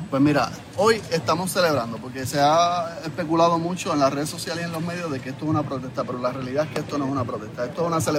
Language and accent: Spanish; Puerto Rico